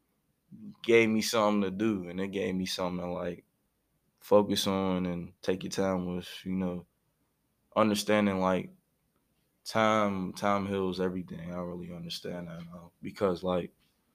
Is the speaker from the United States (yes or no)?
yes; Pittsburgh, Pennsylvania, United States; born and raised in Pittsburgh, you know, moved around the city your whole life